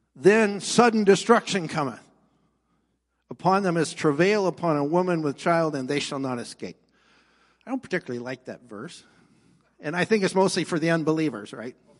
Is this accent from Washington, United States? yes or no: yes; Mercer Island, Washington, United States; now in Canada; I was born in Mercer Island, came up to Canada